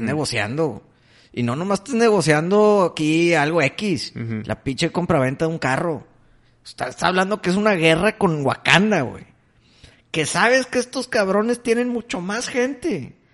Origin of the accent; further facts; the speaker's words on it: Mexico; soy mexicano